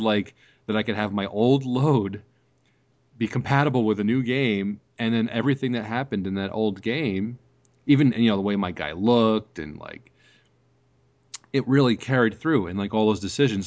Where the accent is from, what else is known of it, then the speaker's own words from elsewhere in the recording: New York, United States; I grew up in New York